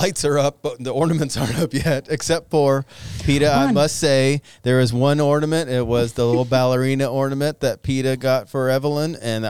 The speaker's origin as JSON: {"language": "English", "region": "North Carolina", "country": "United States", "tie": "born or raised there", "moved": "yes", "said": "I grew up in North Carolina that was close-ish to Christmas tree farm."}